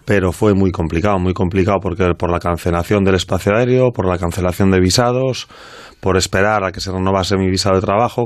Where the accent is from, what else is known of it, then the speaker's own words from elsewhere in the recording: Vigo, Galicia, Spain; soy de Vigo